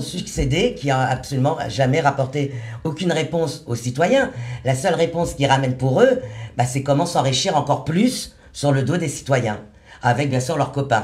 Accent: Paris, Île-de-France, France; je suis de Paris, 75

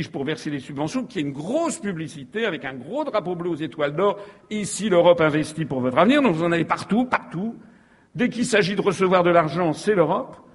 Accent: Guadeloupe; Mais quand on est Guadeloupéen, on se dit mais à quoi sert la France

